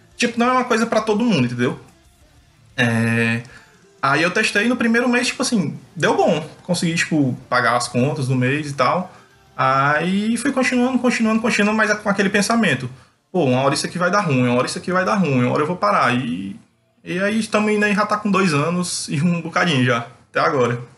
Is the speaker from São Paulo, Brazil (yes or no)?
no; Fortaleza, Ceará, Brazil; sou de Fortaleza, Ceará.